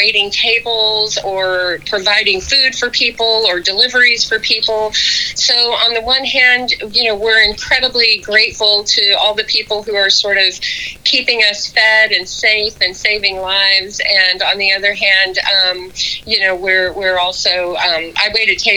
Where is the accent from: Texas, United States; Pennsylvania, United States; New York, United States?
Texas, United States; Odessa; as a kid growing up in a pretty isolated oil town, you know, out in West Texas